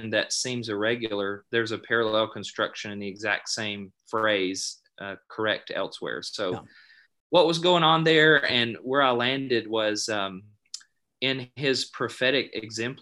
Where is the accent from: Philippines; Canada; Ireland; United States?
United States; Alabama; I grew up in Alabama